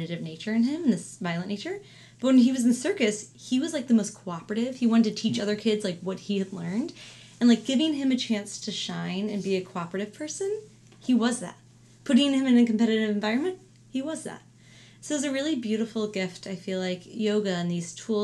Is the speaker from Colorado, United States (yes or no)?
no; St. Louis, Missouri, United States; moved away; I'm from St. Louis